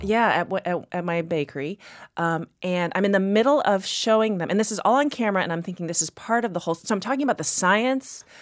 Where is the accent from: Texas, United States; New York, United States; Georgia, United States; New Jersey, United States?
Texas, United States; moved away as an adult; now in Boston, United States; I grew up in Texas